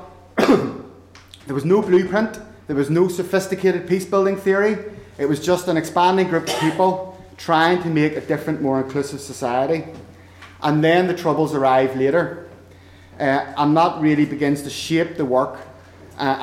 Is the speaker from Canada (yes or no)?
no; Northern Ireland, United Kingdom; I'm from Northern Ireland. I am a product of a deeply divided and contested society. I'm a product of a schooling system that was and still is largely segregated along religious lines